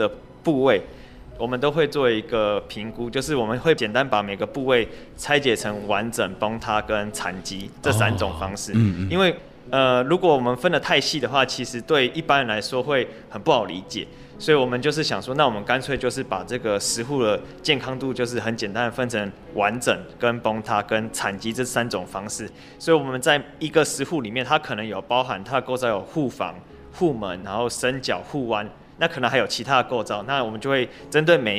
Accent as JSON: {"language": "Chinese", "region": "Penghu County", "country": "Taiwan", "said": "因为澎湖这边的庙宇的密度也很密集嘛，所以就是可以在我们澎湖人这种信仰的也是非常之虔诚"}